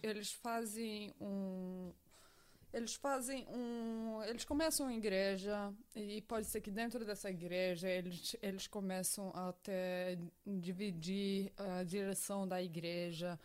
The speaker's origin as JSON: {"language": "Portuguese", "country": "Brazil", "tie": "born or raised there", "moved": "yes", "said": "eu cresci no Brasil, em um país que é muito religioso"}